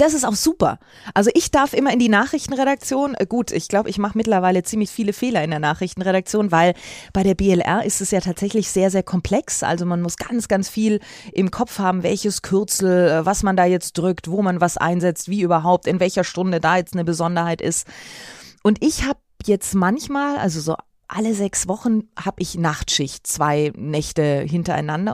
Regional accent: Bad Windsheim, Bavaria, Germany; now in Munich, Germany; aus Winsheim, wo ich aufgewachsen bin

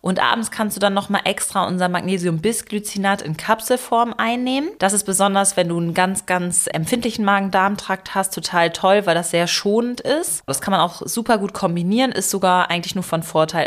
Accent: Germany; bei uns in Deutschland

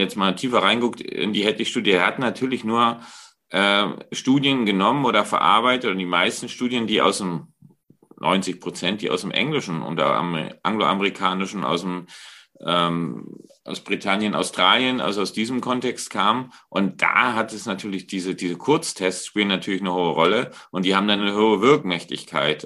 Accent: Germany; wir sind da als Deutsche

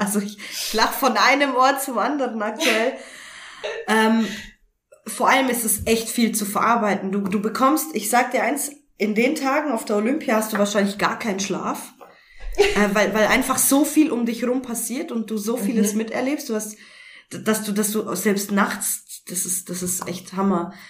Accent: Augsburg, Bavaria, Germany; now in Karlsruhe, Germany; wohne mittlerweile in Karlsruhe in einem kleinen Dörfchen und komme eigentlich ursprünglich aus Augsburg her

